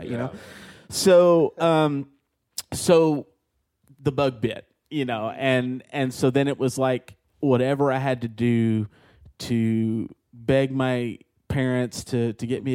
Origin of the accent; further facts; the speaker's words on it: Lake Jackson, Texas, United States; where I'm from Lake Jackson, Texas.